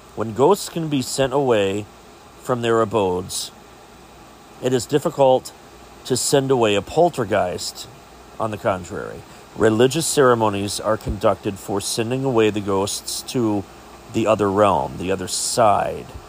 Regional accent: Chillicothe, Ohio, United States; my hometown of Chillicothe, Ohio

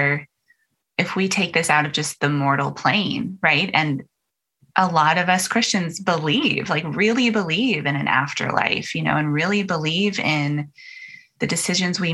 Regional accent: Utah, United States; I grew up in Utah and 95% of my neighbors were all LDS

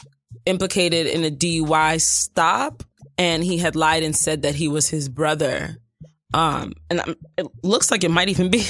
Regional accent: Nigeria; I'm Nigerian.

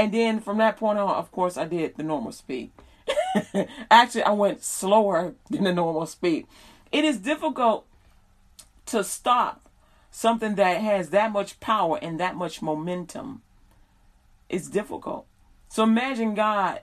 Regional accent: Chicago, Illinois, United States; now in Texas, United States; I'm from Chicago.

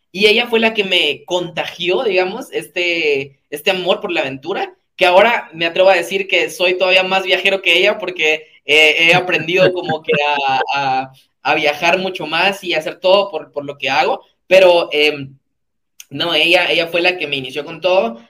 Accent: Guatemala City, Guatemala Department, Guatemala; also born or lived in Mixco; yo soy de Ciudad de Guatemala, em, nací en, en, Ciudad de Guatemala, en una zona específica que se llama Zona 19

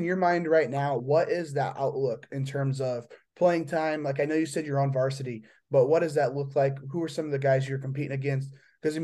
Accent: Midwest, United States; I'm from the Midwest.

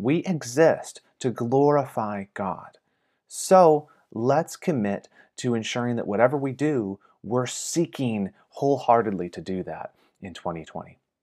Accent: Michigan, United States; moved away; my home state of Michigan

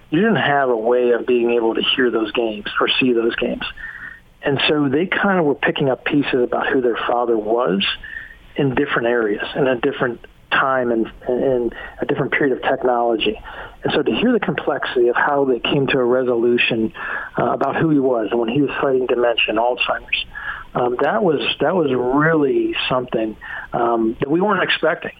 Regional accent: Morgantown, West Virginia, United States; also born or lived in Salt Lake City, Utah; I'm from Morgantown, mm-hmm. and I lived out in Salt Lake City for a period of time

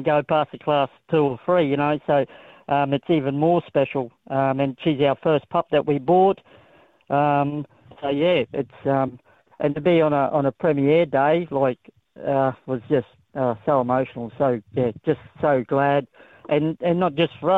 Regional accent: Queensland, Australia; I'm coming from Queensland. Queenslander through and through

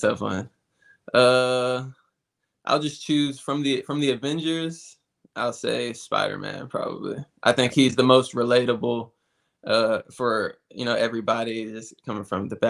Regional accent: Galveston, Texas, United States; now in Tampa, United States; I'm from Galveston

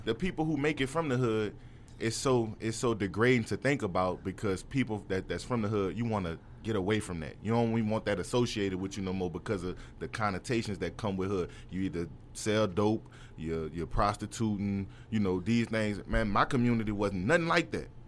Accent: New Orleans, Louisiana, United States; I'm from New Orleans, uptown

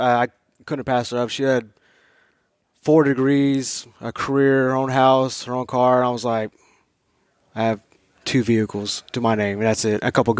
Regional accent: Dallas, Texas, United States; I'm from Dallas, Texas. I joined the Army at the end of 2014.

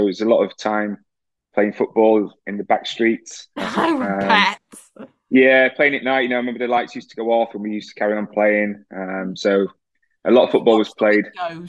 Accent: Sheffield, Yorkshire and the Humber, United Kingdom; I grew up in Sheffield.

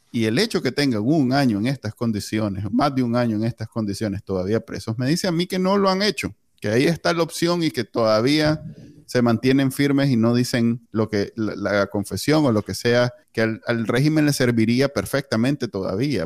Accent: Nicaragua; moved away; yo salí corriendo de Nicaragua

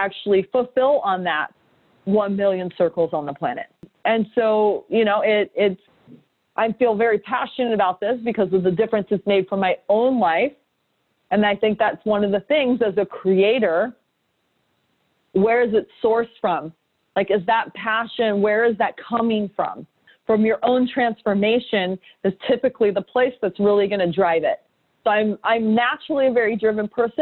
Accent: San Diego, California, United States; also born or lived in New York; now in San Diego, United States; I came back to San Diego, my hometown.

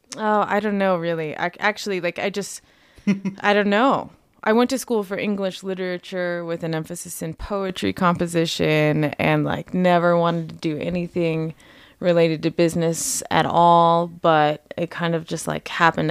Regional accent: Las Vegas, Nevada, United States; moved away as an adult; I grew up in Las Vegas, and I moved here when I was eighteen to go to school.

